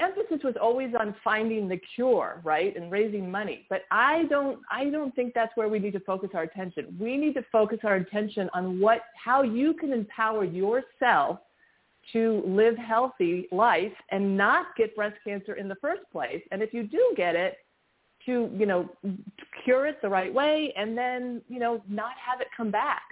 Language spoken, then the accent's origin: English; Los Angeles, California, United States; also born or lived in New York; my family moved here when